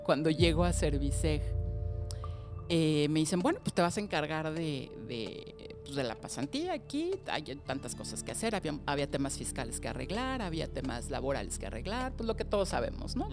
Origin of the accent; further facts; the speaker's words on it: Mexico City, Mexico; yo nací en la Ciudad de México hace 47 años